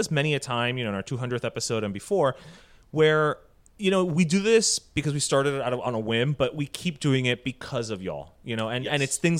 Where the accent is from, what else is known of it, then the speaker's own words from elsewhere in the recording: Venezuela; now in Miami, United States; I was born and raised in Venezuela, but would spend the summers with my Cuban abuela in Little Havana and realized I am Miami AF, actually. Sometimes as immigrants, especially now that I have been in Miami for 18 years